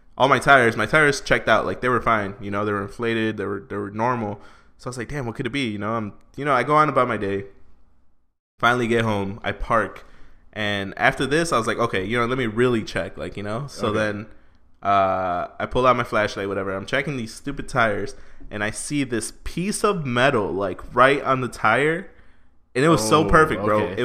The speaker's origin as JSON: {"language": "English", "town": "Chicago", "region": "Illinois", "country": "United States", "said": "we're from Chicago"}